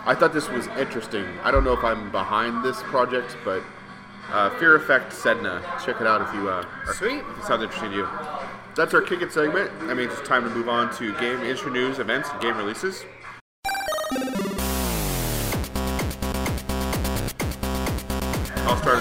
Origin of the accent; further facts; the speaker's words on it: United States; I'm an American